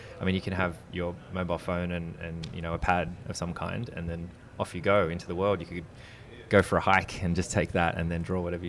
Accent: Sydney, New South Wales, Australia; we're all from Sydney.

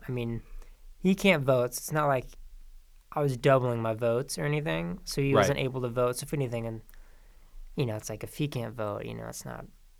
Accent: Prescott, Arizona, United States; I was still registered in Arizona, in Yavapai County, actually, because I'm from Prescott.

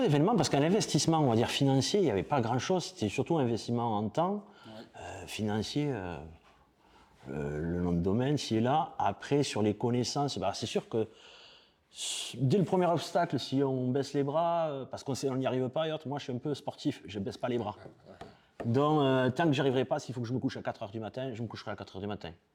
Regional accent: Perpignan, Occitania, France; j'ai 47 ans, je suis de Perpignan

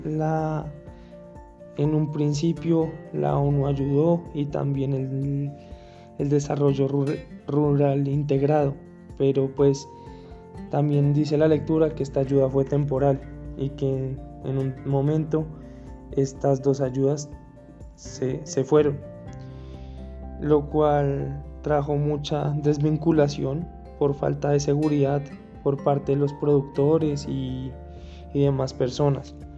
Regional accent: Colombia

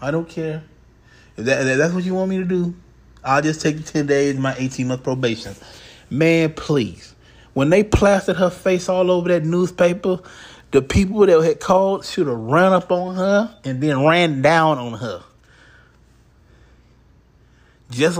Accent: Houston, Texas, United States; I'm from Houston. I live in Houston

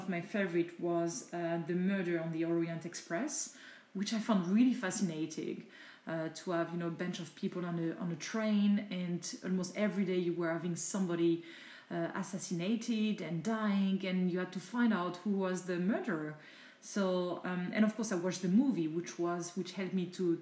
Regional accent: France; first language French; English is a second language; I'm French, I'm not English speaker. So definitely I prefer to read in my mother tongue language, which is French

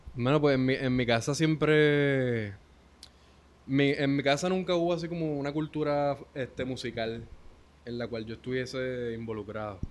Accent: Ponce, Puerto Rico; yo vivía con mi mamá en el Tuque, en los bajos de la casa de mi tía, que ahí fue donde yo me crié, en Ponce.

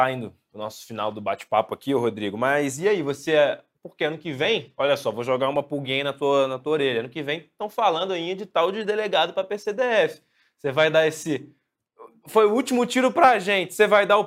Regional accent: Rio de Janeiro, Brazil; E a, a gente pode falar mal porque a gente é carioca.

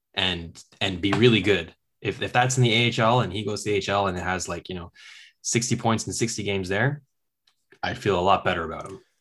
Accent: Kingston, Ontario, Canada; I'm from Kingston.

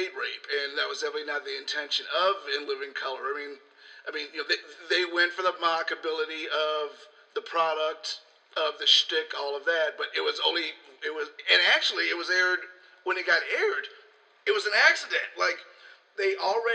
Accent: Chicago, Illinois, United States; I'm from Chicago

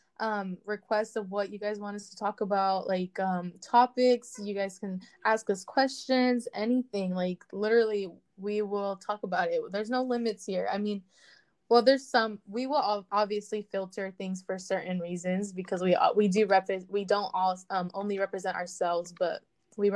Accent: United States; I'm Mexican American

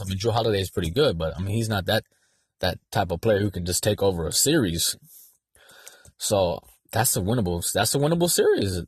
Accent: San Diego, California, United States; I'm from San Diego.

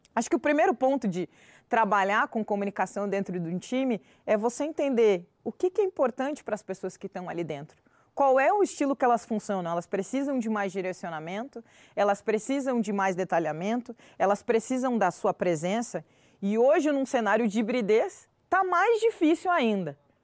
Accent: Pelotas, Rio Grande do Sul, Brazil; eu sou pelotense, torcedora do Brasil de Pelotas

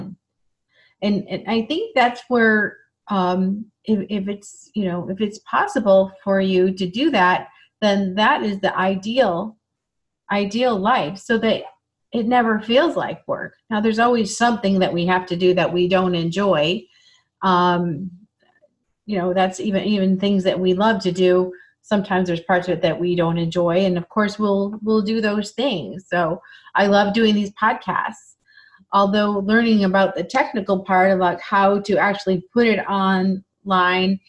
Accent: Michigan, United States; moved away; also born or lived in Chicago; I grew up in Michigan

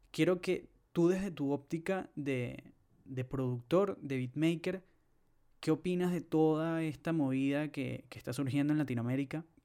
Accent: Venezuela; yo creo que Venezuela, o nosotros como venezolanos, siempre hemos sido una especie de, de espectadores

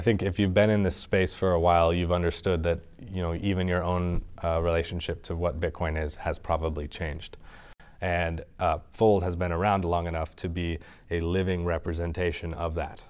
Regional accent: Sonoma Valley, California, United States; I'm from Sonoma Valley up north, wine country

